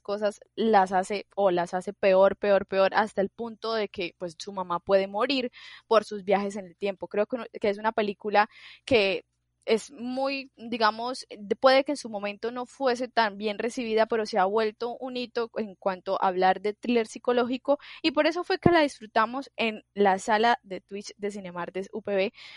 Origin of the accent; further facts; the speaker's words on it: Colombia; yo soy muy colombiana